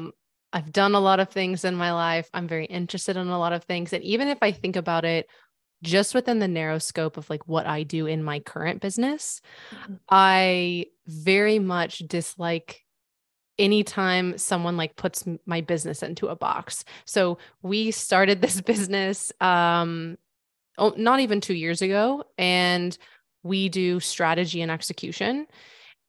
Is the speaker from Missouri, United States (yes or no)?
yes; Missouri, United States; I live in Missouri now. So I'm from Missouri.